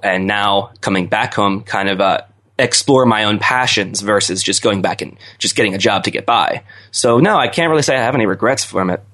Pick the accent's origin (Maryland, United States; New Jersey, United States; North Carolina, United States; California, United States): Maryland, United States; Owings Mills; moved away as an adult; I grew up in the suburbs of Baltimore in Owings Mills